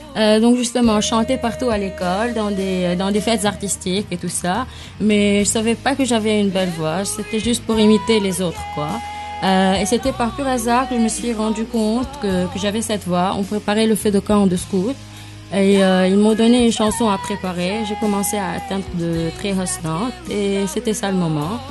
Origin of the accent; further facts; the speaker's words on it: Lebanon; en tant que Libanais